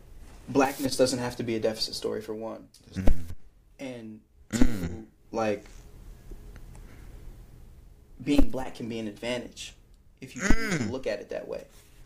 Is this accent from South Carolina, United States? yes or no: no; California, United States; now in Philadelphia, United States; considering that I came from California in the Bay Area, I went to a majority black city.